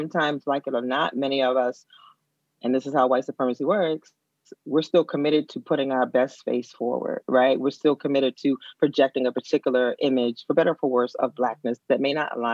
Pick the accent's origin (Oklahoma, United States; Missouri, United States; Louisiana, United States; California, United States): Louisiana, United States; New Orleans; moved away; also born or lived in Philadelphia; I grew up dark skinned in New Orleans